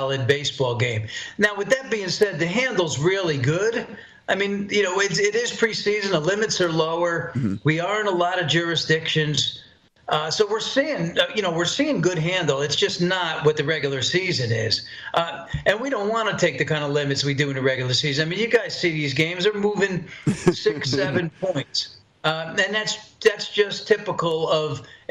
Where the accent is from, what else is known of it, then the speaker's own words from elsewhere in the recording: Poughkeepsie, New York, United States; I'm from Poughkeepsie, New York